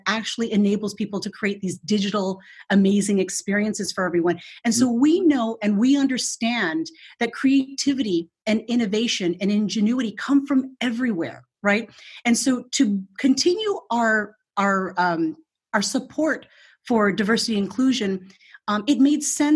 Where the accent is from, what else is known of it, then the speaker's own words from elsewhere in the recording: Philippines; now in United States; I was born in the Philippines and immigrated to the United States in 1972 with my parents